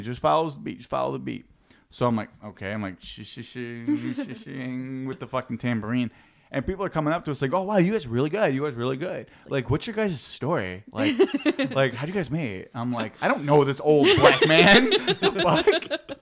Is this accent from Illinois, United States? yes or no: yes; Joliet, Illinois, United States